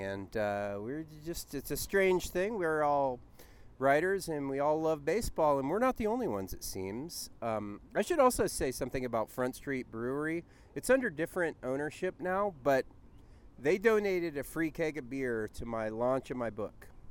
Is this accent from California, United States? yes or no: yes; Southern California, United States; I'm from Southern California